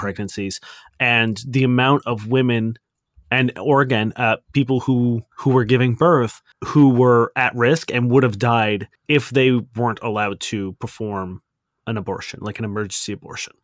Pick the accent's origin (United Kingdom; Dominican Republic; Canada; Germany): Canada; we are Canadian and not American